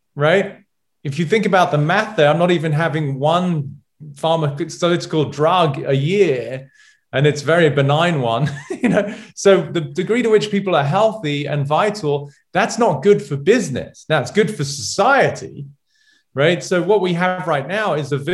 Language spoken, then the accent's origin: English; England, United Kingdom; moved away; as a Brit, never played baseball, never watched baseball